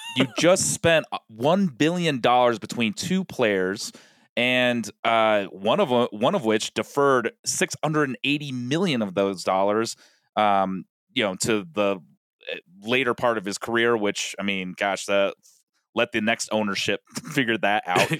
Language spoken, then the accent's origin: English; Colorado, United States; now in Los Angeles, United States; Rockies, like, I, I grew up watching them. They're, they're my hometown team